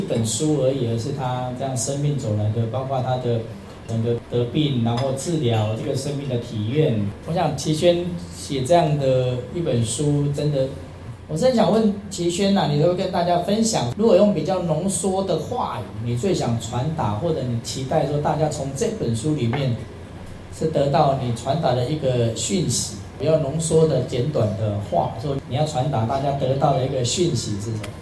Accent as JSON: {"language": "Chinese", "region": "Taitung County", "country": "Taiwan", "tie": "born or raised there", "said": "我希望我的家乡啦，我希望我亲爱的台东"}